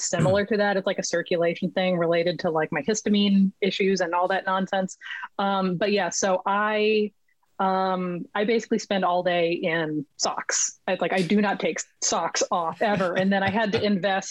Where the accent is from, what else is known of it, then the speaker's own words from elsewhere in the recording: Los Angeles, California, United States; moved away as an adult; now in Vancouver, Canada; I'm originally from Los Angeles, and I am currently sitting in a chair in Vancouver, British Columbia